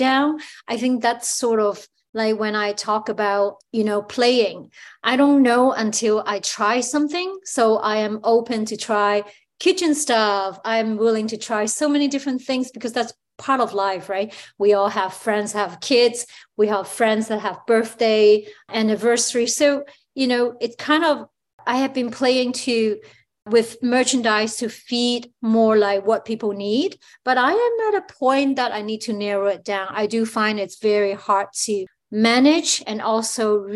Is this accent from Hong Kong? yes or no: yes; Hong Kong; now in Toronto, Canada; where I grew up in Hong Kong.